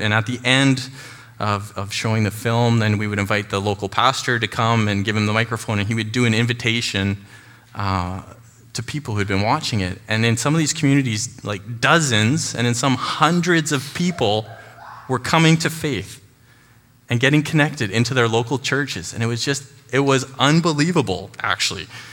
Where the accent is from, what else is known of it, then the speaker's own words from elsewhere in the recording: Chilliwack, British Columbia, Canada; also born or lived in Burundi; I was born and raised here in Chilliwack, and I've lived here most of my life